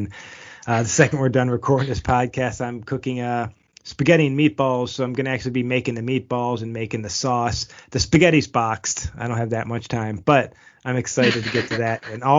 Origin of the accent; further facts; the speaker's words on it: Buffalo, New York, United States; I'm originally from Buffalo, and we have all four seasons, and sometimes the snow just comes out of nowhere.